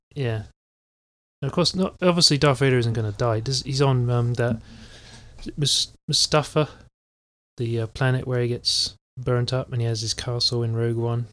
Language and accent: English; England, United Kingdom; I'm English